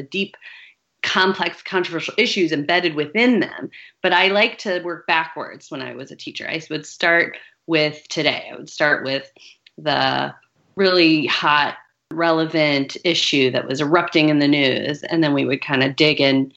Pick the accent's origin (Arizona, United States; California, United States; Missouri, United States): Missouri, United States; St. Louis; I grew up in St. Louis, Missouri